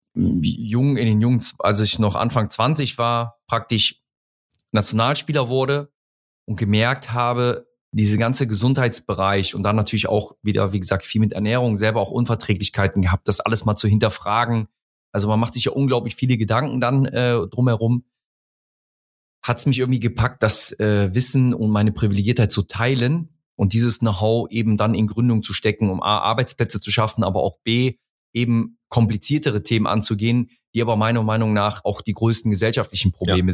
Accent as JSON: {"language": "German", "town": "Mönchengladbach", "region": "North Rhine-Westphalia", "country": "Germany", "tie": "born or raised there", "also_born_or_lived": "Hamburg", "moved": "yes", "said": "ursprünglich komme ich aus dem Rheinland, aus Mönchengladbach, bin dort auch geboren"}